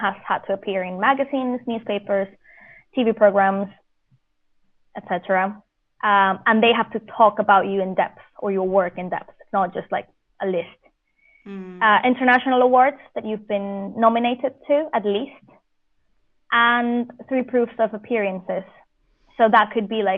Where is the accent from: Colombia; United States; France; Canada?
Colombia; moved away as an adult; also born or lived in Vienna, Austria; now in United Kingdom; I'm Colombian